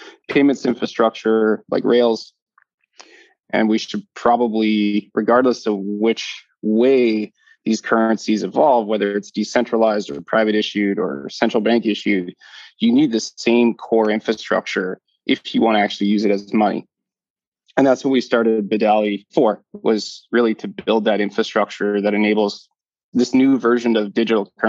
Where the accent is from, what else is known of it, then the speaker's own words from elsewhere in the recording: Calgary, Alberta, Canada; moved away as an adult; now in Bermuda; born and raised in Calgary, Canada